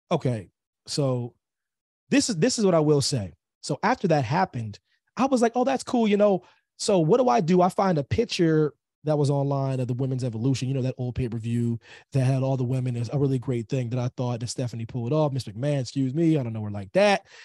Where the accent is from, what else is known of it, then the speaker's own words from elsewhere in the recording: Pennsylvania, United States; Pennsylvania is my home state, military kid and whatnot.